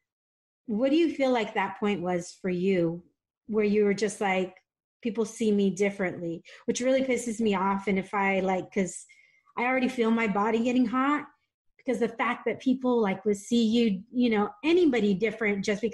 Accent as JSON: {"language": "English", "town": "San Diego", "region": "California", "country": "United States", "tie": "born or raised there", "also_born_or_lived": "Dallas, Texas", "moved": "as an adult", "lives_now": "San Diego, United States", "said": "I also grew up in San Diego, where less than 7% of the population is Black here"}